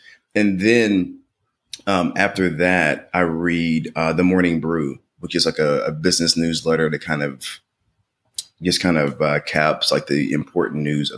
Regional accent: Portland, Tennessee, United States; I'm originally from Portland, Tennessee.

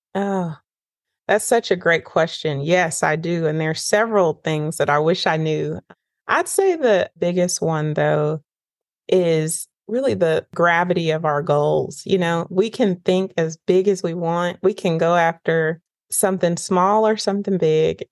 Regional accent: Northern California, United States; moved away as an adult; now in Nashville, United States; I grew up in Northern California and I came to Nashville, Tennessee for pre med

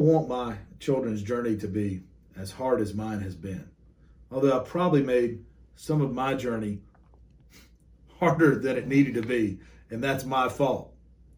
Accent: Cleveland County, North Carolina, United States; I grew up in Cleveland County. It's a couple of counties over west of Charlotte, of Mecklenburg County

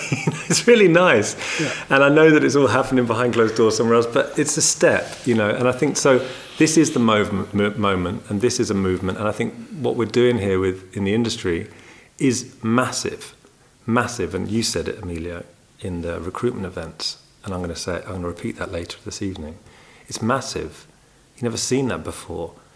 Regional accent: England, United Kingdom; moved away as an adult; now in Netherlands; an English guy living here for many years

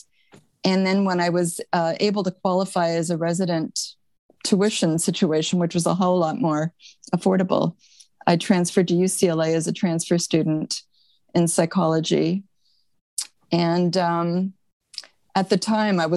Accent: Montreal, Quebec, Canada; moved away as an adult; now in California, United States; I'm originally from Montreal, Canada. I moved to California when I was 20.

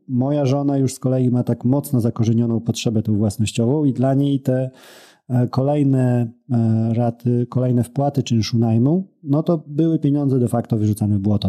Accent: near Białystok, Podlaskie Voivodeship, Poland; jestem z, z Białego Stoku, spod Białego Stoku nieco

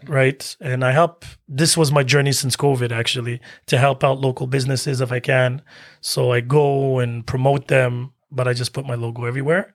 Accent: Algeria; I'm Algerian from Africa

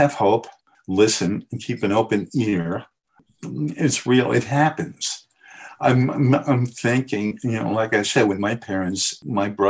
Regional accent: New York City, New York, United States; I grew up in the Bronx, so we used to have that on every street corner, what they call doo-wop.

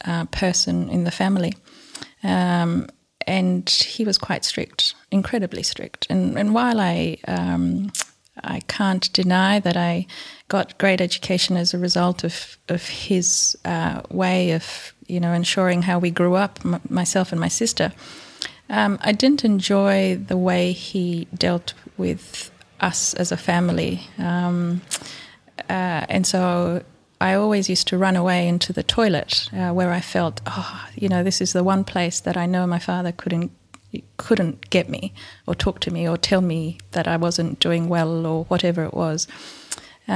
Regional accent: Ethiopia; also born or lived in India; now in Launceston, Australia; I was born and grew up in Ethiopia

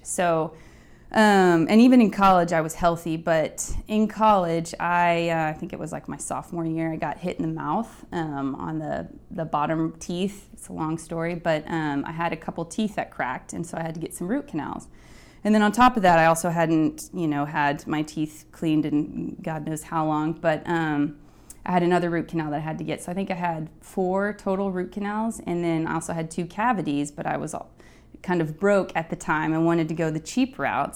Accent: Midland, Texas, United States; moved away as an adult; now in New York, United States; I grew up in West Texas in a town called Midland, which is relatively small

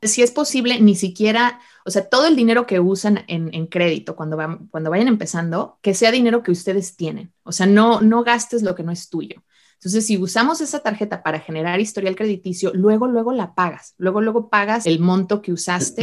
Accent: Mexico; moved away as an adult; also born or lived in Utah, United States; now in United States; cómo llegué de México a, Estados Unidos a estudiar la carrera

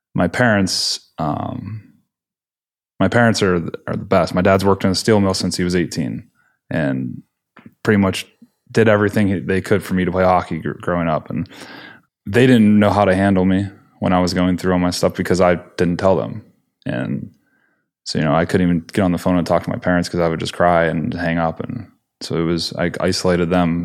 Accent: Pennsylvania, United States; I grew up in Pennsylvania

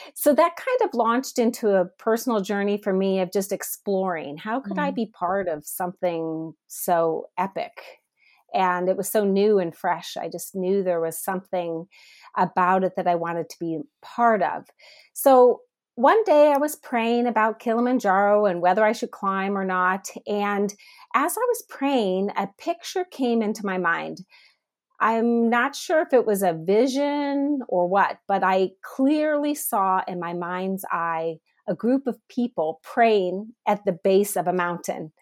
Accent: Northeast Ohio, United States; also born or lived in South Africa; now in Atlanta, United States; I am originally from Northeast Ohio, but I now live in South Atlanta

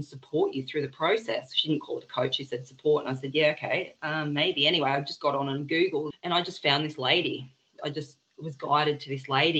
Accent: Byron Bay, New South Wales, Australia; moved away; We're originally from Byron.

